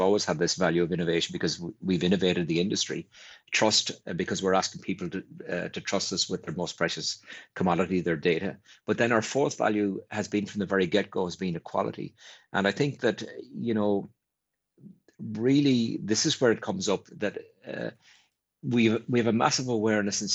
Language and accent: English; Ireland; an Ireland that was an island and really didn't interact with much other than our closest neighbour in the UK